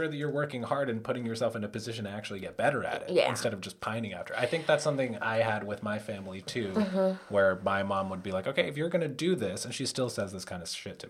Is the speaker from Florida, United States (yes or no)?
no; Boston, Massachusetts, United States; I was born in Boston